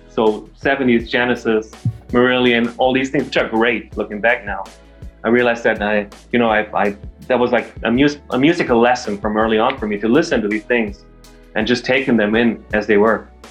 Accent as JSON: {"language": "English", "country": "Germany", "also_born_or_lived": "London, United Kingdom", "moved": "as an adult", "said": "I come from Germany originally. I'm actually moved back to Germany during the pandemic."}